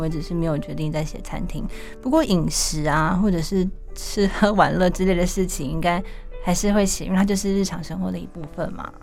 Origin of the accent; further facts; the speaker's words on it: Taipei, Taiwan; also born or lived in Yilan; 我是在台北长大的小孩，可是我国一到高三，中学六年，我是在宜兰的一所私立学校